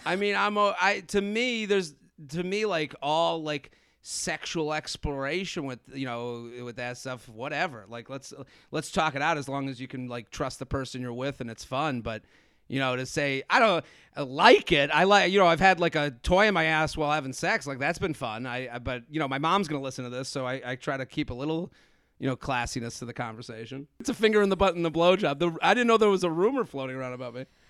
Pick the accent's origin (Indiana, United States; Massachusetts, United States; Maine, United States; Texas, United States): Massachusetts, United States; Needham; moved away as an adult; now in New York, United States; I grew up, uh, in Needham, outside of Boston, and I moved